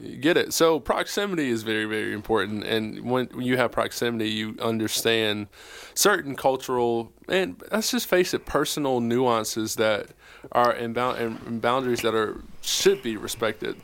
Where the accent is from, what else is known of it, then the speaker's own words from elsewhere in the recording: South Carolina, United States; now in Charlotte, United States; I'm from South Carolina